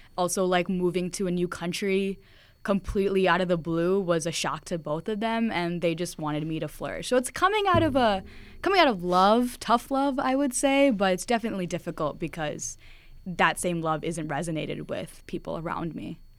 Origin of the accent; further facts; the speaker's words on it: United States; having immigrant parents here at the States